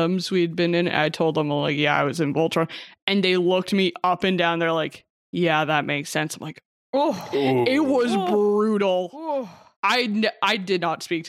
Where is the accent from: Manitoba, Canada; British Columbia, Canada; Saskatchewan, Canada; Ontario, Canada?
Saskatchewan, Canada; Regina; Regina, Saskatchewan, which is my hometown